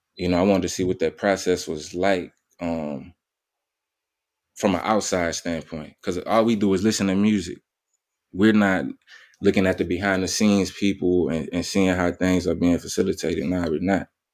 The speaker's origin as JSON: {"language": "English", "town": "New Orleans", "region": "Louisiana", "country": "United States", "tie": "born or raised there", "said": "born and raised in New Orleans, Louisiana"}